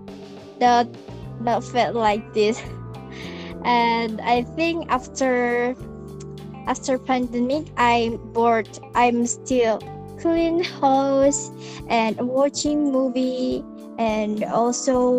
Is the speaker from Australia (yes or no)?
no; Tuban, East Java, Indonesia; I'm from Tuban.